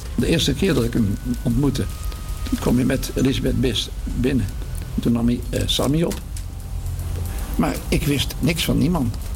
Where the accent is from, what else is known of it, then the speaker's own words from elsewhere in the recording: 's-Hertogenbosch, North Brabant, Netherlands; now in Laren, Netherlands; In Den Bosch, waar ik geboren ben